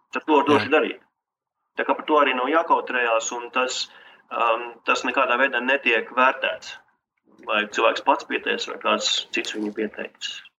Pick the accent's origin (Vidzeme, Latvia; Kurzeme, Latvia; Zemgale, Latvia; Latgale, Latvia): Kurzeme, Latvia; Liepāja; moved away as an adult; now in Riga, Latvia; Es pats no Liepājas un jā. pārcēlos uz Rīgu